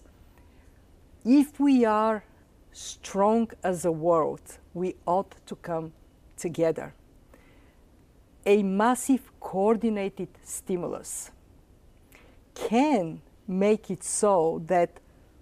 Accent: Bulgaria; English is a second language; moved away as an adult; now in United States; I said, Bulgaria.

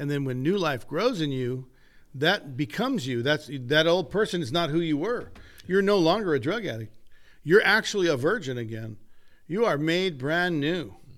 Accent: United States; also born or lived in Oroville; I am an American

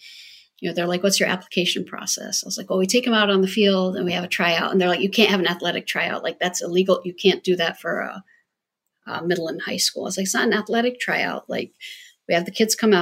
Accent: Jordan; now in United States; I grew up in Jordan

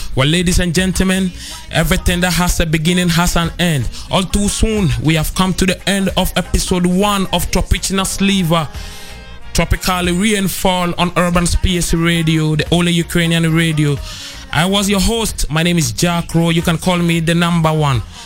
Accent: Ghana; I come from Ghana

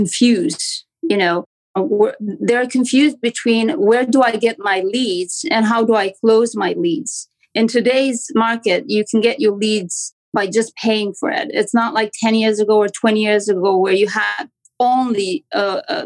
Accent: Romania; accent: Romanian; English is a second language; moved away as an adult; now in Toronto, Canada; I'm from Canada in Toronto. But as you can probably hear, I have a strong accent that comes from Romania. I'm an immigrant.

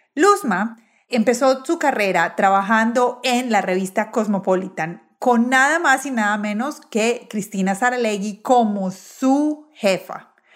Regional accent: Medellín, Antioquia, Colombia; Yo soy de Medellín

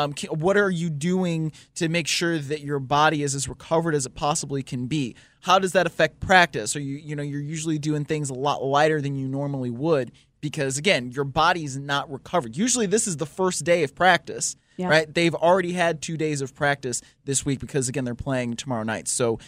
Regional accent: Cleveland, Ohio, United States; I'm from Cleveland, I can say that.

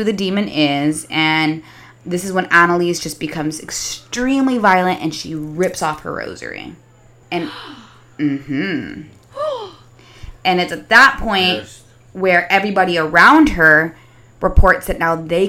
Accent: Texas, United States; All right. I'm from Texas.

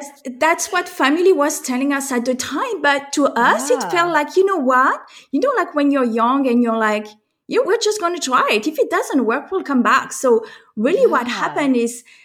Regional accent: France; accent: French; moved away as an adult; also born or lived in United States; as you can tell from my accent, I am French, and I am also American

